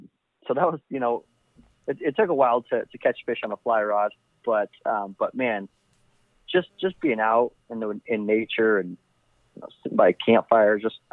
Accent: Las Vegas, Nevada, United States; moved away; I was born and raised in Las Vegas and grew up there.

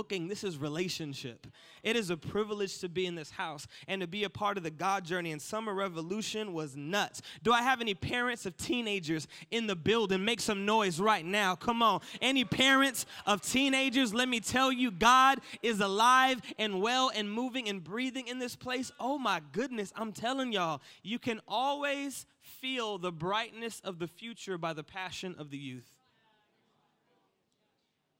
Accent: United States; accent: American; my American accent

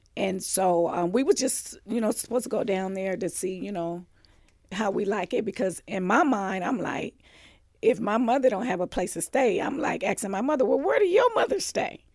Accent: Los Angeles, California, United States; also born or lived in Mississippi; was born and raised in Los Angeles, California

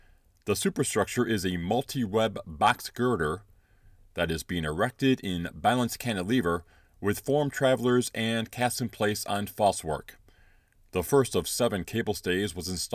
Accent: Chicago, Illinois, United States; Growing up in Chicago

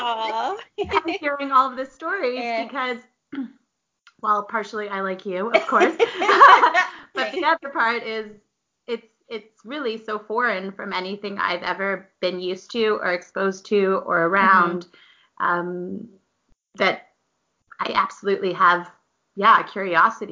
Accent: Toronto, Ontario, Canada; I'm from Toronto

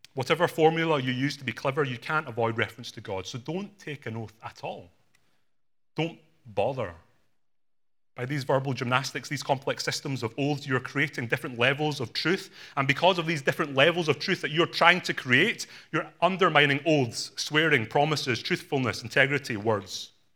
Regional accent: Glasgow, Scotland, United Kingdom; My parents are from Hong Kong. I was born in Glasgow in Scotland

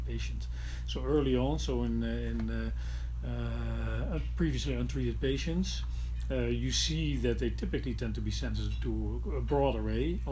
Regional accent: Netherlands; in my home country, in the Netherlands

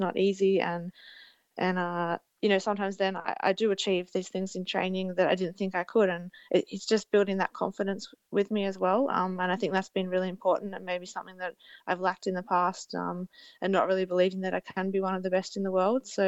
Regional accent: Australia; as an Australian rider

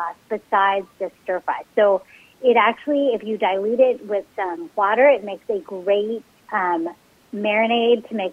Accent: San Francisco Bay Area, California, United States; growing up in the San Francisco Bay Area, like, my mom cooked Cantonese Chinese food

